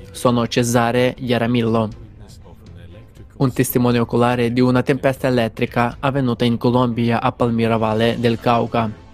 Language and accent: Italian; Mozambique; vengo dal Mozambico